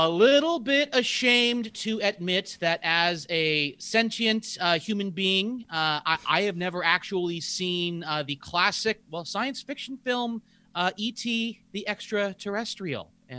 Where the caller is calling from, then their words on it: Honolulu, Hawaii, United States; I'm joining you from Honolulu, Hawaii. So life is pretty good for me.